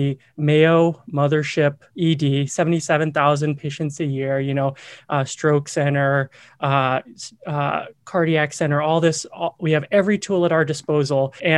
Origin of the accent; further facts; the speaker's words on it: Myanmar; also born or lived in Vietnam; I grew up overseas. I grew up in Southeast Asia. I spent a couple years in Vietnam, most of my childhood in Myanmar, and came back to the US to UNC for undergraduate and med school.